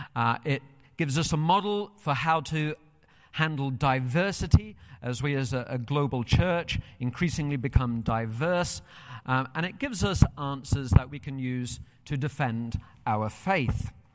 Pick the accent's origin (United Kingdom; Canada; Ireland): United Kingdom; moved away as an adult; now in United States